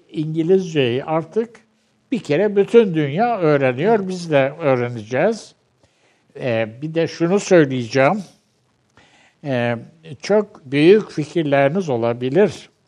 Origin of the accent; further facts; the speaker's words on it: Turkey; Ee, şimdi şöyle yaz, ben Türkçe benim ana dilim. Ee, Türkçe'de en iyi yazabileceğim en iyi dil Türkçe.